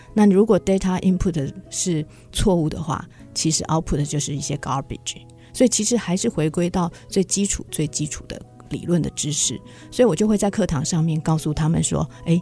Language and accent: Chinese; central Taiwan, Taiwan; 那时候我同时考上了彰化女中，因为我是中部人